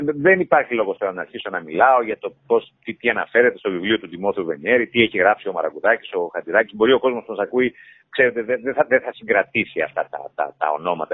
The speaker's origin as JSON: {"language": "Greek", "town": "Chania", "region": "Crete", "country": "Greece", "said": "είμαι χανιώτης"}